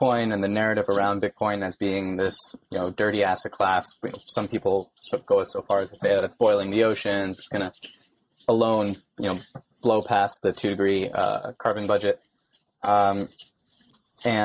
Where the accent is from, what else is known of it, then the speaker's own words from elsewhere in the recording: New York, United States; born and raised in New York